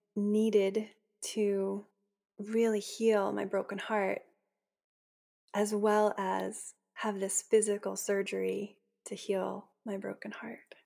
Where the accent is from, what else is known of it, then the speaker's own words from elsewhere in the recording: Boston, Massachusetts, United States; also born or lived in Maine; I grew up in the Boston area